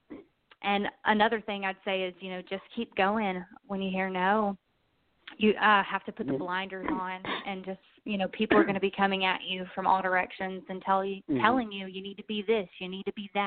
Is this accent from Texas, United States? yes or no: yes; Texas, United States; moved away as an adult; now in Nashville, United States; I'm from Texas.